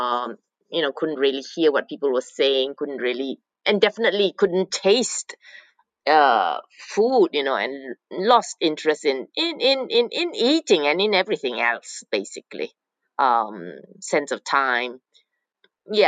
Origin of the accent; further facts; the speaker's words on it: Malaysia; moved away as an adult; now in Norway; I was born in Malaysia. I came to Norway, and as an exchange student when I was 18